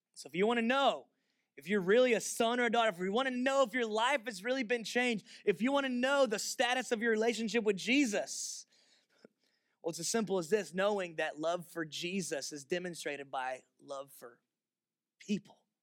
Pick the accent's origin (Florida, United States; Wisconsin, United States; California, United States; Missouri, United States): Florida, United States; moved away; I'm from Florida